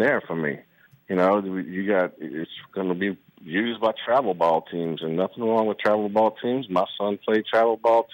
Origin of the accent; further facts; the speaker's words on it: Terrebonne Parish, Louisiana, United States; moved away as an adult; also born or lived in New Orleans; now in Mandeville, United States; I'm born and raised in Terrebonne, Parish, home of Louisiana. Wonderful childhood there, born on the bayou